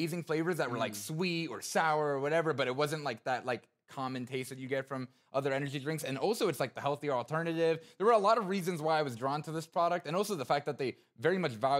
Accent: Wayne, New Jersey, United States; So Wayne was where I mainly grew up. I went to DePaul Catholic High School, if you guys know that high school. But, you know, living in New Jersey was a lot of fun.

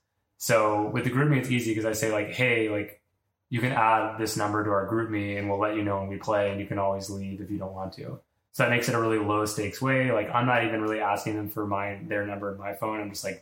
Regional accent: New York, United States; Like, I'm a person, I'm from New York, like, I've been to the same restaurant as you

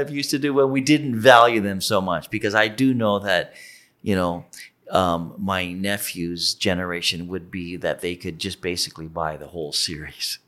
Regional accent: Ontario, Canada; moved away; I grew up near the States and, and my, my, um, hometown was on the border, it would have been in Detroit

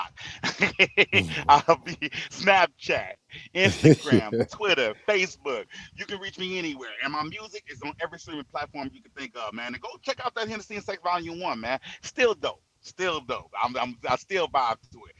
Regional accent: Saginaw, Michigan, United States; I'm from Saginaw

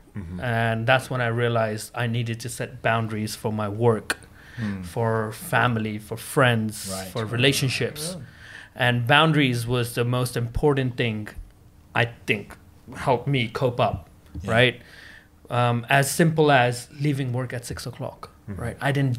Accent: Hong Kong; so growing up in Hong Kong, it's more of where people go like, okay, I'm going to work as much as I can

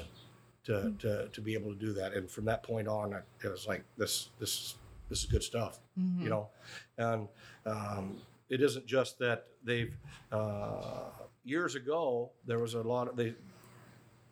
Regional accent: Iowa, United States; we're from Iowa

